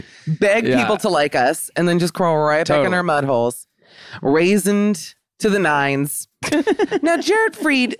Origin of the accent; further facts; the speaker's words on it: Aventura, Florida, United States; I'm from South Boca, which is Aventura